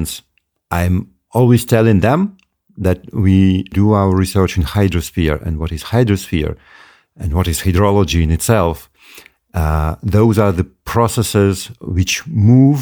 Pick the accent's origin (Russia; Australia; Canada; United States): Russia; Moscow; now in Yakutia, Russia; I'm not originally from the north. I was born in Moscow, one of the biggest cities in the world, only later on, and I moved to the north